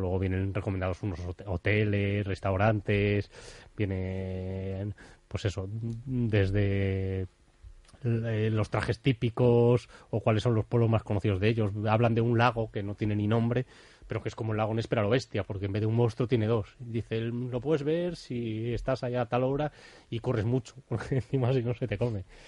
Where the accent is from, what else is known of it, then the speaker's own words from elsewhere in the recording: Bilbao, Basque Country, Spain; a mí como bilbaíno